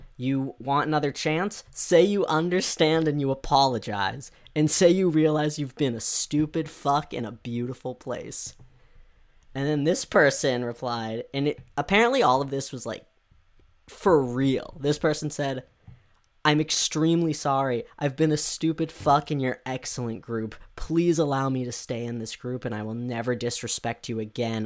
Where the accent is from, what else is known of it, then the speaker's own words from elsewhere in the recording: United States; I can only speak as an American